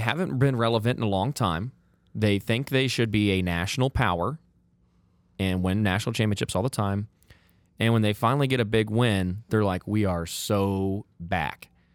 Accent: Indiana, United States; I'm from Indiana.

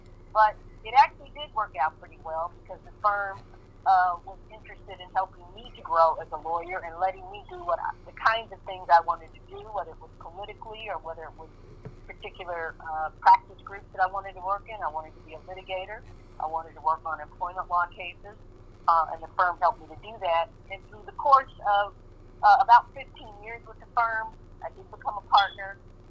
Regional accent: Kansas City, United States; Yes, I grew up here in Kansas City in the 1960s in the heat of the civil rights movement.

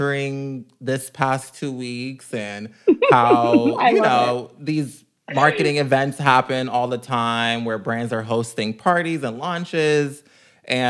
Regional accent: Jamaica; I'm Jamaican.

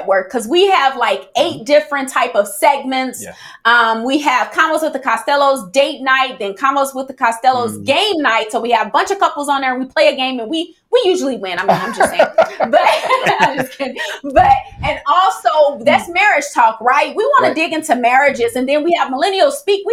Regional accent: St. Louis, Missouri, United States; I'm from St. Louis, so therefore, my family, all of them ain't saved

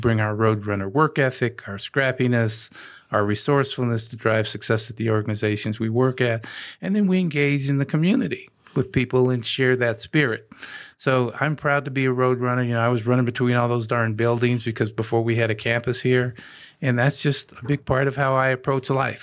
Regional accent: Denver, Colorado, United States; moved away as an adult; also born or lived in New York / New Jersey; I'm living in Denver proper

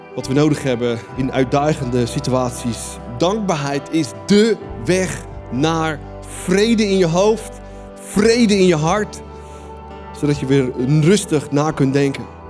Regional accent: Netherlands; wij als Nederlanders

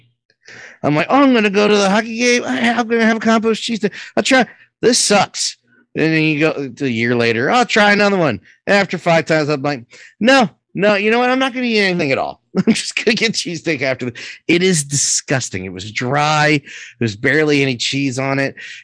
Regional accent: Philadelphia, Pennsylvania, United States; We're from Philly. This is what we eat. This is our staple.

